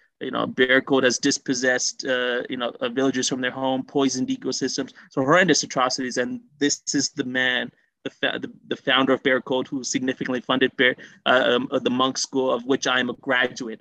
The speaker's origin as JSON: {"language": "English", "town": "Toronto", "region": "Ontario", "country": "Canada", "tie": "born or raised there", "said": "I was born and raised in Toronto, went to school in Toronto"}